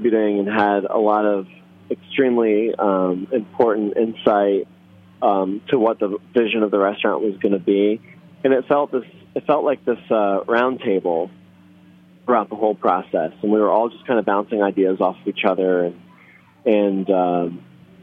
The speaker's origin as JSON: {"language": "English", "town": "Philadelphia", "region": "Pennsylvania", "country": "United States", "tie": "born or raised there", "also_born_or_lived": "Israel", "second_language": "English", "moved": "yes", "lives_now": "New Orleans, United States"}